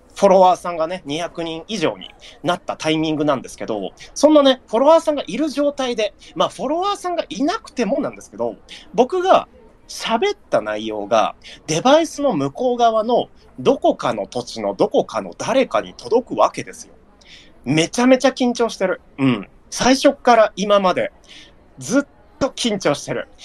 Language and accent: Japanese; Nagano, Japan; まあ僕は長野県民なんですけど